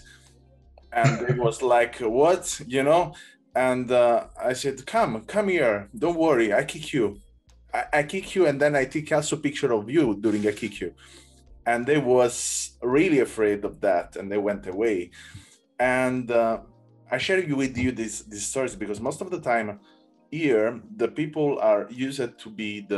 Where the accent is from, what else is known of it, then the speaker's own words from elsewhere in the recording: Naples, Campania, Italy; English is a second language; now in Berlin, Germany; I come from Naples, so I born in Naples